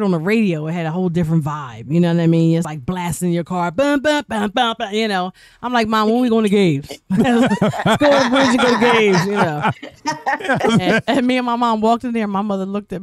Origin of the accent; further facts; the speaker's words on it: Yeadon, Pennsylvania, United States; I'm from Yaden.